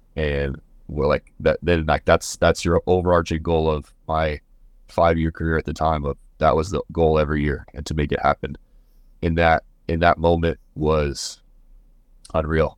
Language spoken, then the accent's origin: English; Missouri, United States; moved away as an adult; now in Kansas, United States; I'm from Missouri